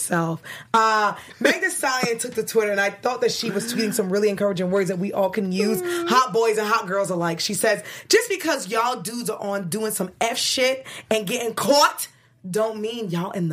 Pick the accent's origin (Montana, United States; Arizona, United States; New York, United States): New York, United States; New York City; I'm from Brooklyn